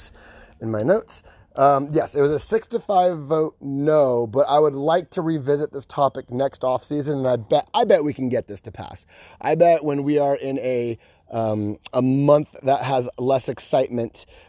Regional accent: California, United States; moved away; my home state

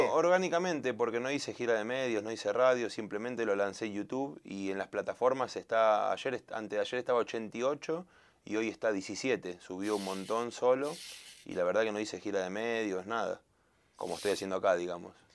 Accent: Argentina; also born or lived in Colombia; soy argentino

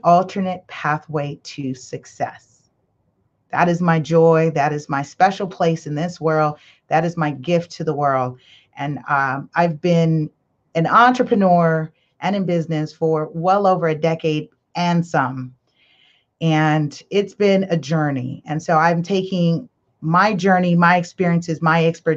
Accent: Belize; I'm from Belize

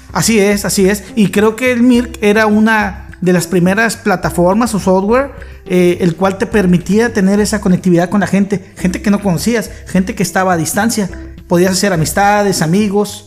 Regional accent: Mexico; como buen mexicano

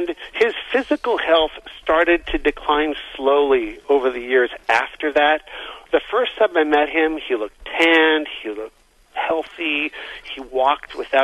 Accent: Canada; moved away as an adult; also born or lived in Southern California / Stockbridge; now in United States; Well, so I was born and raised in Canada. I came to the United States in 1996

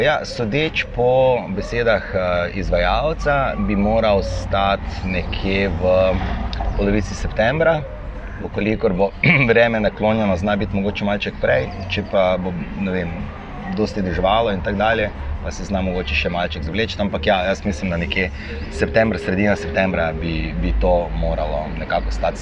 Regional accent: Maribor, Podravska, Slovenia; also born or lived in Borova vas, Maribor; jaz sem iz Tabora, trenutno pa živim v Borovi vasi

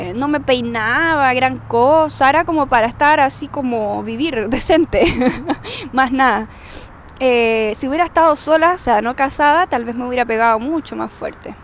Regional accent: Chile; como buena chilena, hablo súper rápido, tengo palabras extrañas que usan los chilenos

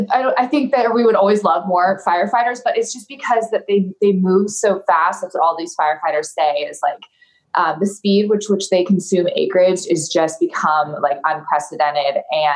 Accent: Malibu, California, United States; I grew up in Malibu. We still have my childhood home there.

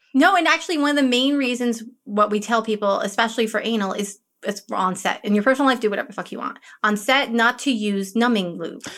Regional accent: Woodstock, New York, United States; I grew up near near Woodstock, New York, in the middle

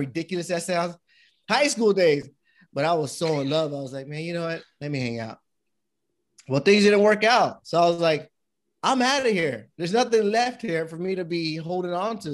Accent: United States; my dad and my mom came from Panama, and, um, I was born here in the States with my brothers

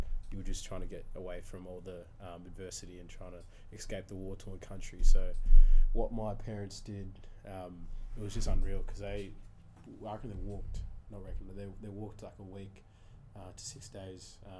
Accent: Morwell, Victoria, Australia; English is a second language; So we got to Morwell. So that's where I grew up.

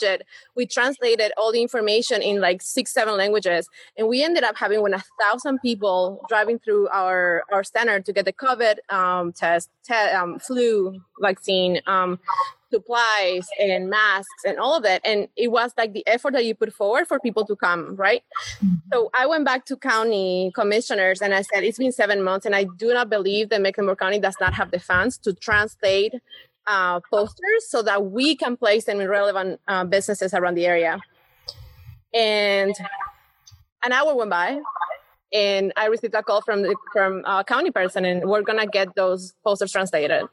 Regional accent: Buenos Aires, Argentina; English is a second language; moved away as an adult; also born or lived in Mooresville, North Carolina / Atlanta; now in Charlotte, United States; I come from Buenos Aires in a very, very urban area

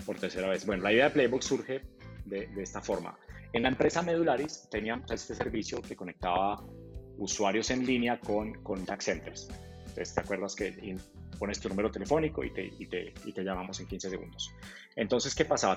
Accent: Manizales, Caldas, Colombia; yo, soy de, Manizales

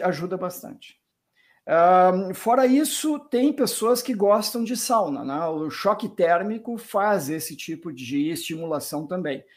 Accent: Porto Alegre, Rio Grande do Sul, Brazil; moved away; E eu mesmo sou de originalmente de Porto Alegre, nasci no interior do Rio Grande do Sul

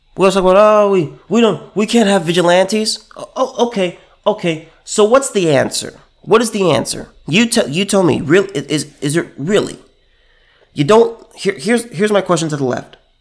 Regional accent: California, United States; I'm from California

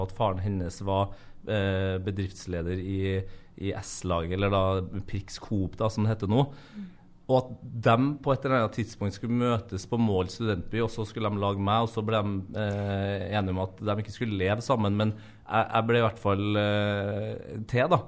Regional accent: Norway; vi som er født og oppvokst i Norge, som bor i Norge

